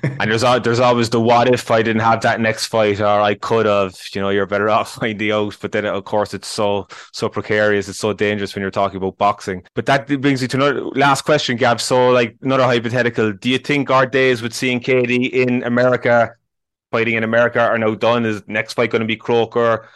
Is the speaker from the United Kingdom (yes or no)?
no; Ireland; as Irish people